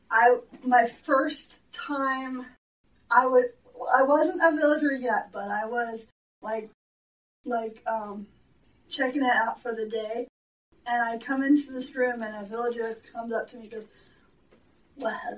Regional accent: Katy, Texas, United States; born or raised there

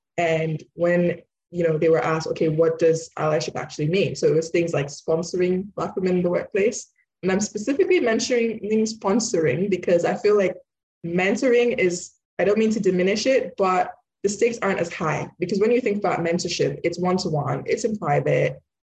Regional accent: Nigeria; born there; also born or lived in United Kingdom; so I'm Nigerian born, but British, so British Nigerian.

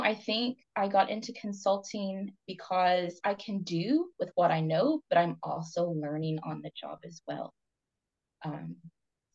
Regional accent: Kentucky, United States; moved away as an adult; also born or lived in Vancouver area, Canada; now in Vancouver, Canada; I'm Appalachian from Kentucky.

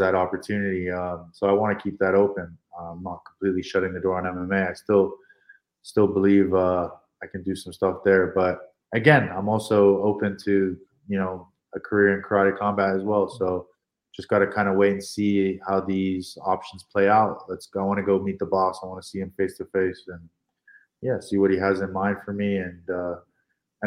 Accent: Hong Kong; I'm from Hong Kong, so I'm a minority

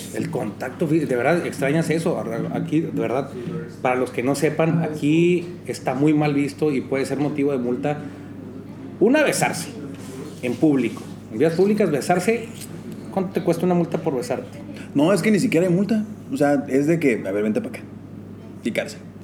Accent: Chihuahua, Mexico; yo soy chihuahuense

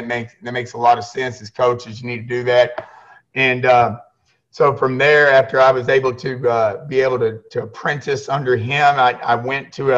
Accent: Houston, Texas, United States; I'm from the Houston area predominantly. I went to a school, Barbers Hill

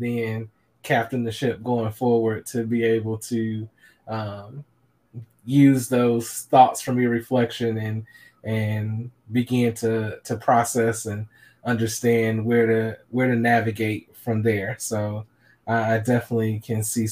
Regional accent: Chicago, Illinois, United States; I'm a Chicagoan and grew up a Bears fan

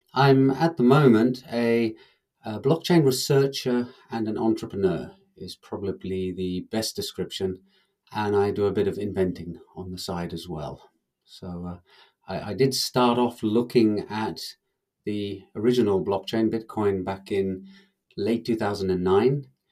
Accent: England, United Kingdom; now in Finland; I'm actually English

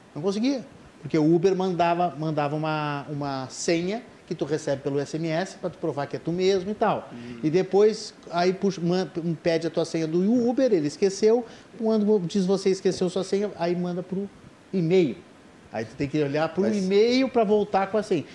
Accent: Porto Alegre, Rio Grande do Sul, Brazil; eu sou porto-alegrense

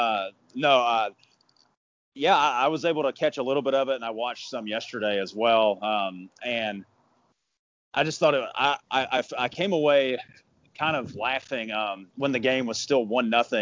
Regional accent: Georgia, United States; I grew up in Georgia

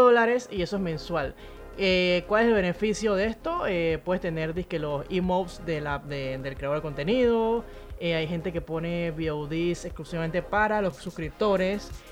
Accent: Panama; Yo soy panameña

